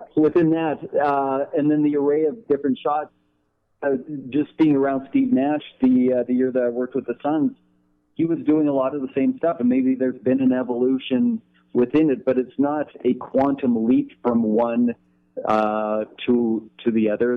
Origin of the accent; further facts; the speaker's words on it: Canada; I grew up in Canada? I still live in Canada